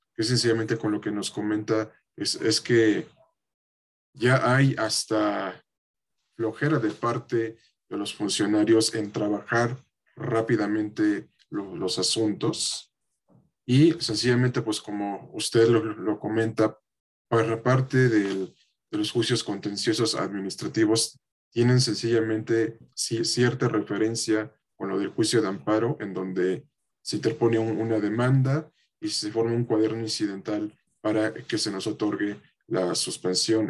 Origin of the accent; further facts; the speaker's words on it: Mexico; como mexicanos